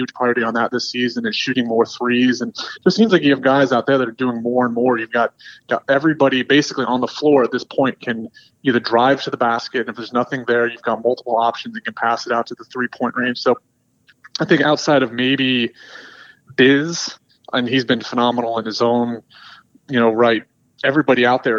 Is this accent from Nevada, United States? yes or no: no; Charlotte, North Carolina, United States; I grew up in Charlotte, and, you know, grew up rooting for the team.